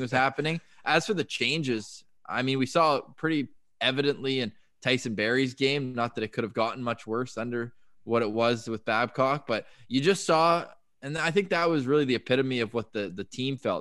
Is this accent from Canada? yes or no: yes; Ottawa, Ontario, Canada; now in Toronto, Canada; I'm from Ottawa, and there it's just the neighborhood dad going out to water the rink at night